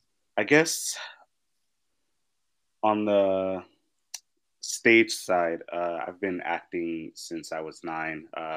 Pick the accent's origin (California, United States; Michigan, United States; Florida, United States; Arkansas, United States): California, United States; Los Angeles; I'm actually one of the rare people in the entertainment industry that grew up in LA.